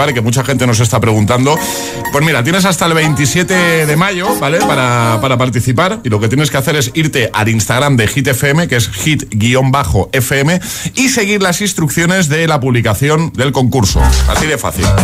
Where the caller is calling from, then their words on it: Almàssera, Valencian Community, Spain; de Valencia. Hola, José. Bueno, desde Almácera, Valencia.